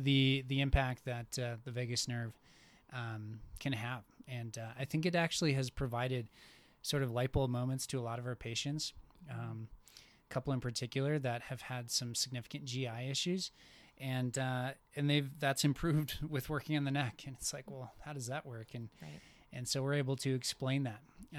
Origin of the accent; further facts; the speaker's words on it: Minnesota, United States; And so like I came from Minnesota, and we for like, I don't know, 4, maybe 5 months of the year, it just never made sense to go outside.